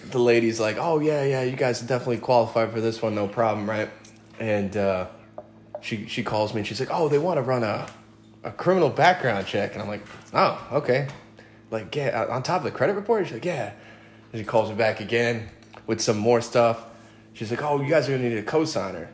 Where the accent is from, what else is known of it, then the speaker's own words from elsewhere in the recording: New York, United States; I grew up in New York